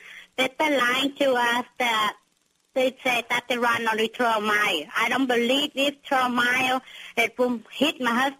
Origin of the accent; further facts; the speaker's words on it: Vietnam; English is a second language; also born or lived in Washington State, United States; now in United States; Yes, we come from Vietnam, that we met in United States, in Washington.